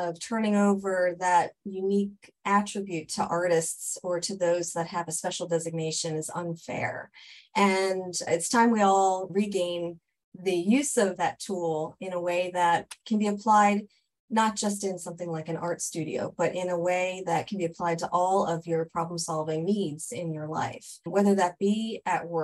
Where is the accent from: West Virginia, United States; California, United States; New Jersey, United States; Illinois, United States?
New Jersey, United States; I'm originally from New Jersey